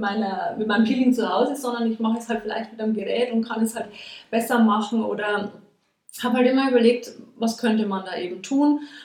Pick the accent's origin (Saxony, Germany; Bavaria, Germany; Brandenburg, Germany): Bavaria, Germany; Regensburg; also born or lived in Nuremberg; hierher nach Regensburg, also in meine alte Heimat zurückgekommen